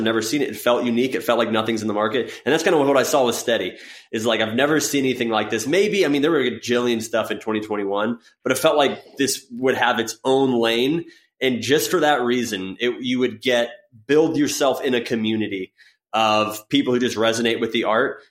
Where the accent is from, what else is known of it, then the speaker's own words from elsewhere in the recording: Florida, United States; I grew up in Florida